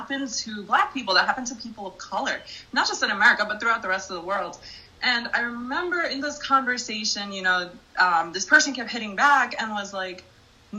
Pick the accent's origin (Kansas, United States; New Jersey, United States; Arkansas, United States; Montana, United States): New Jersey, United States; Jersey City; I grew up in Jersey City